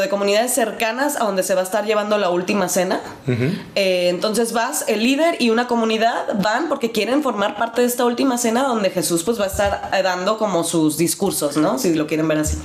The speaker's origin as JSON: {"language": "Spanish", "country": "Mexico", "moved": "yes", "lives_now": "Germany", "said": "nosotros como buenos mexicanos"}